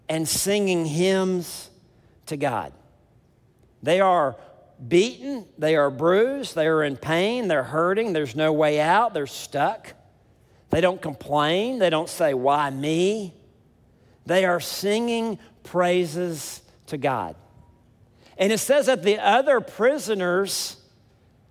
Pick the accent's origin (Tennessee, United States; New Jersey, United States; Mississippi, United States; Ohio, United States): Mississippi, United States; South; I'm from South Mississippi